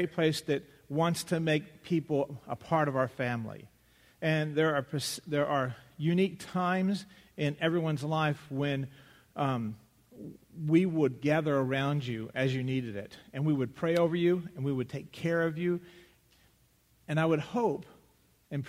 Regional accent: West Texas, United States; Growing up in West Texas

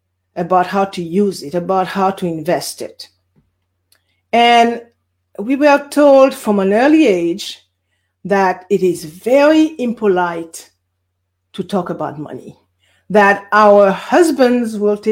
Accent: Guadeloupe; also born or lived in Bermuda; now in California, United States; I was born in Guadeloupe. For those of you who do not know where Guadeloupe is a French island in the Caribbean Sea, hence the accent

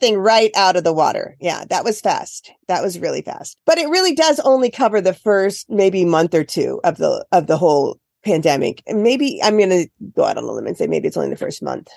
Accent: Iowa, United States; now in Cape Cod, United States; I grew up in Iowa.

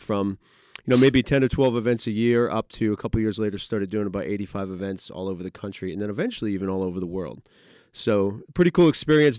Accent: New England, United States; moved away as an adult; now in Pennsylvania, United States; I grew up in New England, uh, went to Grove City College, so moved down here

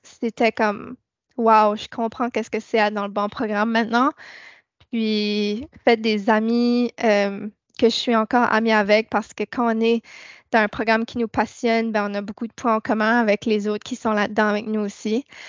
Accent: New Brunswick, Canada; moved away as an adult; also born or lived in Church Point, Nova Scotia; now in Nova Scotia, Canada; je suis arrivée à Sainte-Anne il y a trois ans je viens de Nouveau-Brunswick

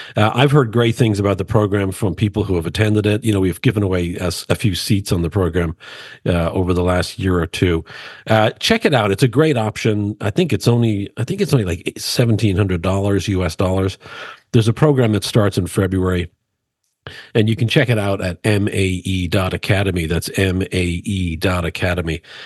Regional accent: Dublin, Leinster, Ireland; I grew up in Dublin, Ireland

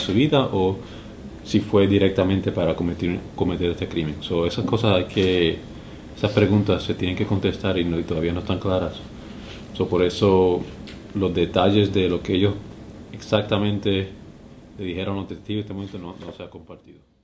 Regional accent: Puerto Rico; now in Osceola County, Florida, United States; sí me duele a mí como, como puertorriqueño

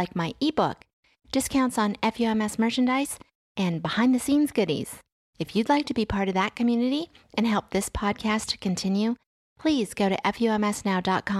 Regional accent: Washington, District of Columbia, United States; now in Southern Virginia, United States; that's where I grew up.

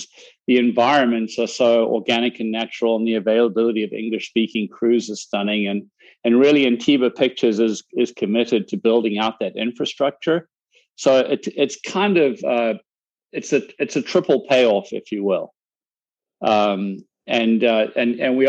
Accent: South Africa; now in United States; I'm a South African immigrant in the US

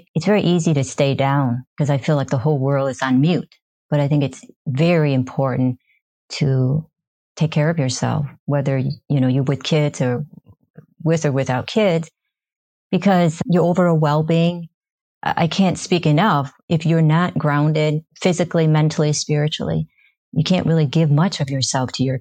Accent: Michigan, United States; I'm from Michigan

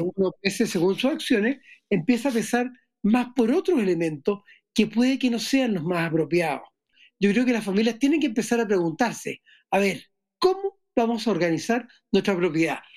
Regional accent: Chile; soy chileno

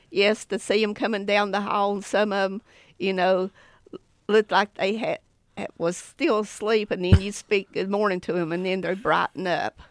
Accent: Haywood County, North Carolina, United States; I'm from Haywood County. I went to Tuscola High School

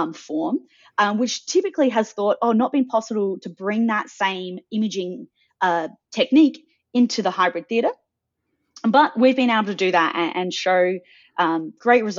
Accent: Adelaide, South Australia, Australia; now in Sydney, Australia; I grew up in Adelaide. I now live in Sydney.

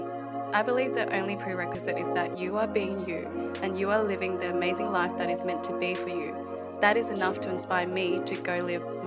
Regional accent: Melbourne, Victoria, Australia; I love Footscray. It was where I first grew up.

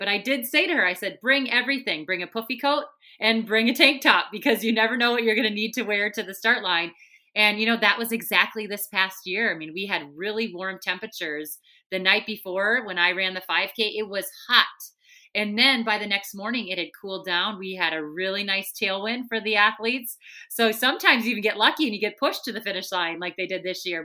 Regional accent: Minnesota, United States; accent: thick Minnesota; I'm from Minnesota because I have a really thick accent

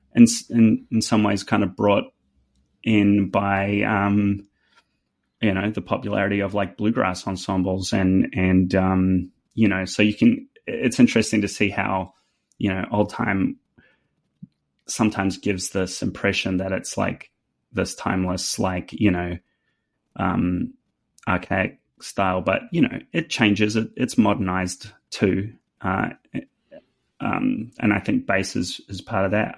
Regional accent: New Zealand; accent: New Zealand; now in Nashville, United States; my New Zealand accent

